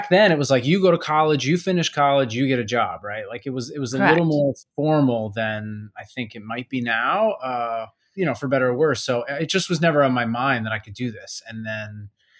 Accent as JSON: {"language": "English", "region": "New York", "country": "United States", "tie": "born or raised there", "said": "I'm from New York, like I grew up just outside of the city"}